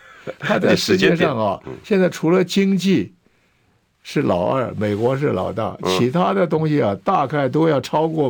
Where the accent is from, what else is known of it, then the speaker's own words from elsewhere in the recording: Taiwan; also born or lived in Hefei, China; 我是出生在大陆的安徽省的合肥市，就是现在它的省会安徽合肥市。我来台湾时候十岁，我现在八十五岁，所以在台湾有七十五年，吃台湾米，喝台湾水。